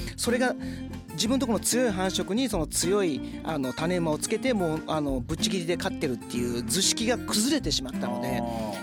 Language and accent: Japanese; Ichinomiya, Aichi, Japan; also born or lived in Nagoya; 一之宮で。で、高校から僕、名古屋の高校に出ました